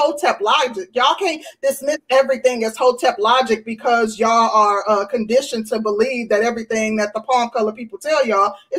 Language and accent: English; Midwest, United States; I'm from the Midwest